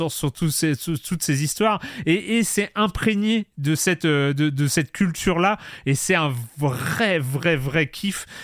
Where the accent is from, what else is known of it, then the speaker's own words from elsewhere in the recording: Lorient, Brittany, France; Moi, j'ai grandi, j'ai grandi à Lorient